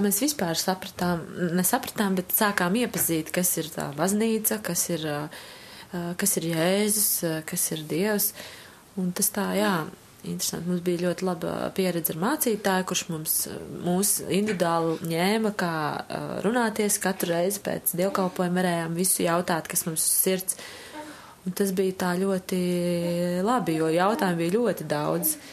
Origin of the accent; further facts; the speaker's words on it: Kurzeme, Latvia; now in Riga, Latvia; Es esmu no Kurzemes, no aizpats, no tādas mazas pilsētas.